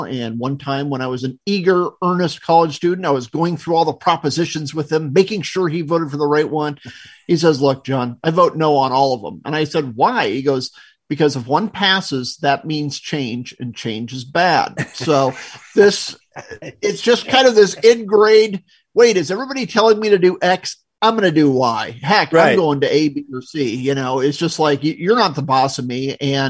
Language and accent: English; Arizona, United States; also born or lived in Michigan; Raised, moved here when I was six from the Midwest.